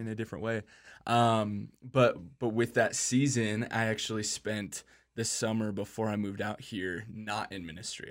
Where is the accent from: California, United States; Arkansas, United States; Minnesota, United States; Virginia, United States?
Minnesota, United States; Minneapolis; I grew up in Minneapolis, Minnesota